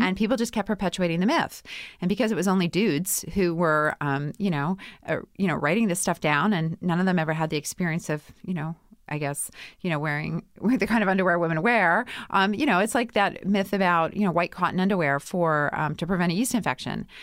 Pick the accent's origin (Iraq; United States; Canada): Canada; Winnipeg, Manitoba; I'm from Winnipeg